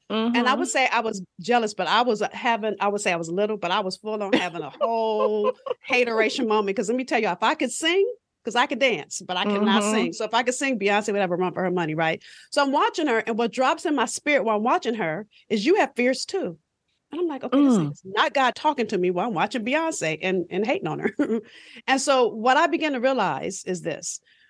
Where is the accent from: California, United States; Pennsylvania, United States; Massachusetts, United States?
California, United States; Los Angeles; I'm from South Central LA. So if you've seen Boys in the Hood, I grew up probably about 10 blocks from where they filmed